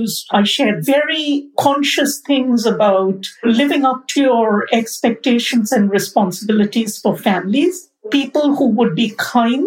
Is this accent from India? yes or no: yes; Kolkata, West Bengal, India; moved away as an adult; now in United States; where I grew up in Kolkata